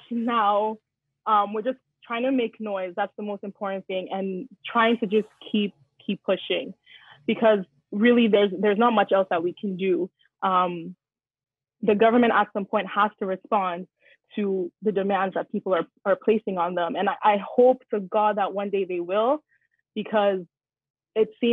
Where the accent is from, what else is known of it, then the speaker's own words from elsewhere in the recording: Nigeria; I'm Nigerian, I'm African